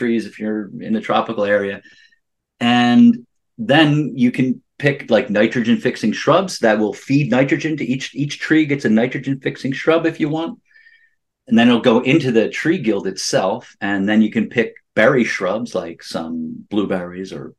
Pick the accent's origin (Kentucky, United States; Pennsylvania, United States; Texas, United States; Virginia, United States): Pennsylvania, United States; where we were in Pennsylvania